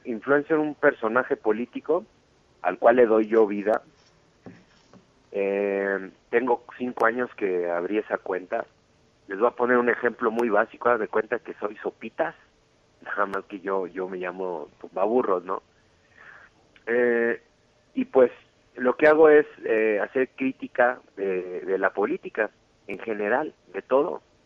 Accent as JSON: {"language": "Spanish", "country": "Mexico", "said": "soy, soy mexicano 100%"}